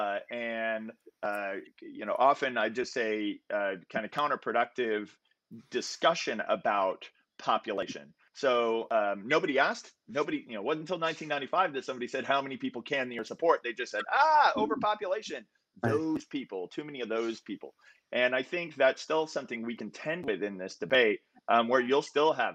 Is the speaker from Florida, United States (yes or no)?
yes; Central Florida, United States; I grew up in Central Florida, and everybody in Florida knows the Everglades.